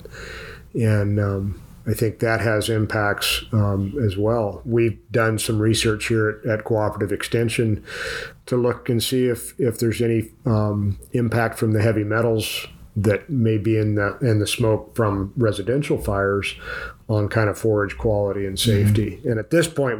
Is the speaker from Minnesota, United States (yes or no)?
no; Tuolumne County, California, United States; also born or lived in Auburn, California; where I grew up in the Stanislaus National Forest in Tuolumne County.